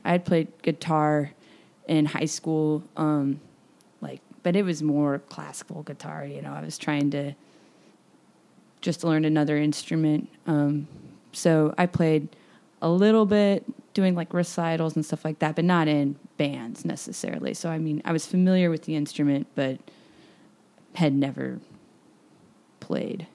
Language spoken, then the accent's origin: English; Kansas City, Missouri, United States; I'm from Kansas City. Um, I grew up here